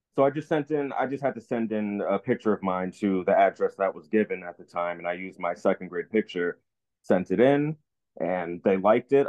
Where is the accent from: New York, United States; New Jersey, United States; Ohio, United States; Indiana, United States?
New Jersey, United States; moved away as an adult; I'm born and raised in New Jersey for 18 years